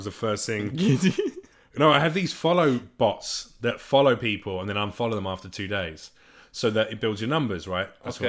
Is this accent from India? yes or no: no; United Kingdom; No, I'm British. We learn all that stuff.